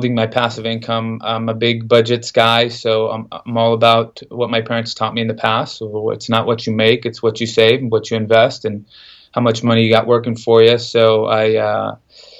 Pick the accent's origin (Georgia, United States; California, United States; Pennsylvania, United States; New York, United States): California, United States; Central Valley; also born or lived in San Jose, California; I'm from California, Central Valley, California. I was born in San Jose. Mom and dad were immigrants from Mexico. I have 3 brothers, 1 sister. We moved up, my parents moved us up to the Central Valley in the early 90s